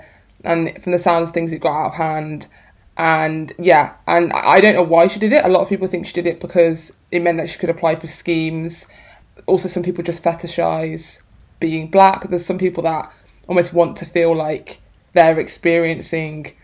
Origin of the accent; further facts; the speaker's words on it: Birmingham, West Midlands, United Kingdom; also born or lived in London; now in Manchester, United Kingdom; I'm from Birmingham